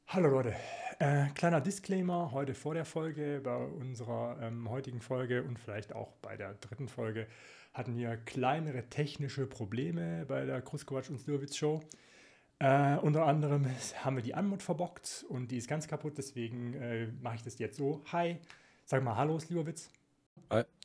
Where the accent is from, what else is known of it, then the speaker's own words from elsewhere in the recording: Starnberg, Bavaria, Germany; ich wurde in einem noblen Vorort von München. in Starnberg, wo ich, wo ich groß geworden bin.